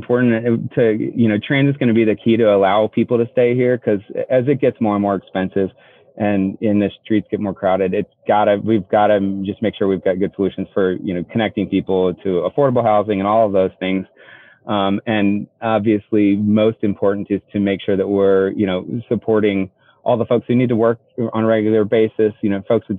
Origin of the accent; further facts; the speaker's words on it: Seattle, Washington, United States; now in Austin, United States; I came from Seattle originally